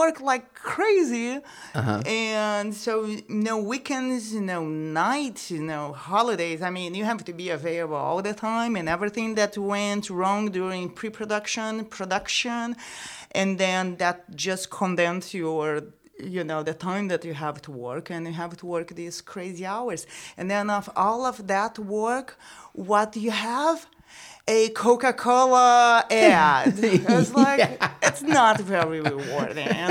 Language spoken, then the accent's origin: English; Brazil; moved away as an adult; now in United States; I am from Brazil.